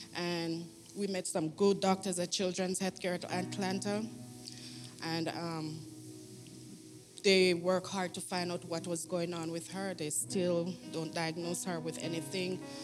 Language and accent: English; Jamaica; moved away; I'm from Jamaica